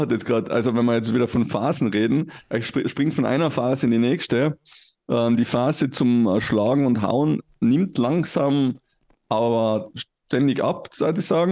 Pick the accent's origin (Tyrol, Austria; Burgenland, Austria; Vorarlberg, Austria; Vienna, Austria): Tyrol, Austria; ich bin natürlich auch christlich erzogen worden im Heiligen Land Tirol